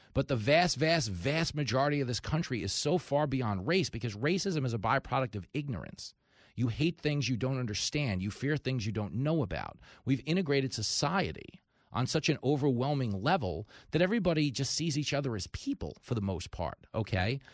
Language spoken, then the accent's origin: English; Long Island, New York, United States; growing up on Long Island